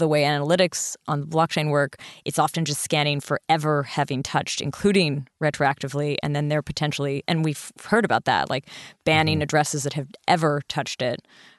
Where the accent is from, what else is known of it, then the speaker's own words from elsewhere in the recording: Canada; I'm Canadian.